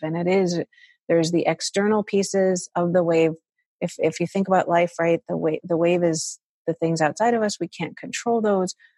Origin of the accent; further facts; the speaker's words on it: Chicago, Illinois, United States; I was brought up in Chicago